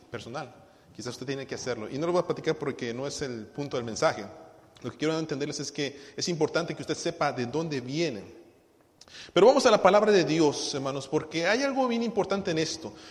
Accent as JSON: {"language": "Spanish", "town": "Tuxtla Gutiérrez", "region": "Chiapas", "country": "Mexico", "tie": "born or raised there", "also_born_or_lived": "Cintalapa / Guadalajara", "lives_now": "Los Angeles, United States", "said": "Nací en Tuxtla, nos fuimos a vivir a, a, Cintalapa, regresé a Tuxtla, luego nos fuimos a Guadalajara y de Guadalajara me vine aquí a Los Ángeles."}